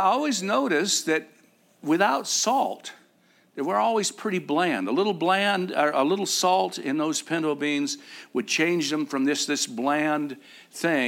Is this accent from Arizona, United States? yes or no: yes; Arizona, United States; I'm from Arizona.